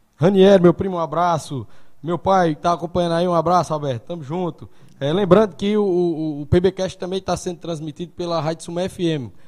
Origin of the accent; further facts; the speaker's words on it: Sumé, Paraíba, Brazil; now in Monteiro, Brazil; eu sou de Sumé